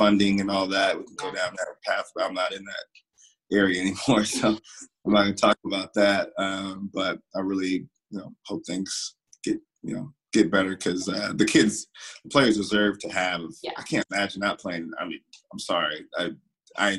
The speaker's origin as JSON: {"language": "English", "region": "Florida", "country": "United States", "moved": "as an adult", "said": "I'm coming from Florida"}